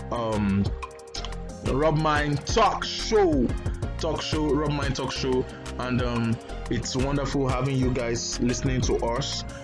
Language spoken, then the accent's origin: English; Ibadan, Oyo, Nigeria; I grew up I grew up I grew up in Ibadan but I still speak Queen's English